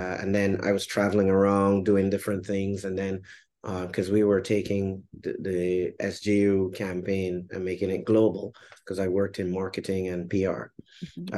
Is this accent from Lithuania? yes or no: no; Barbados; moved away as an adult; also born or lived in Jamaica; now in Grenada; I'm originally from Barbados